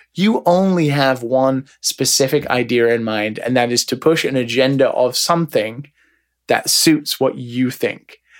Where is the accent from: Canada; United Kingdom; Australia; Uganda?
United Kingdom; now in Japan; I'm a British man